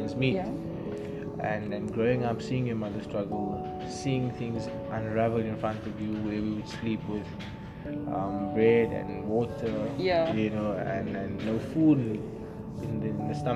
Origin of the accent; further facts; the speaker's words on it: Cape Town, Western Cape, South Africa; also born or lived in Philippi; I grew up in Philippi, bounced around between Philippi and Langa, but most of my years I spent in Langa.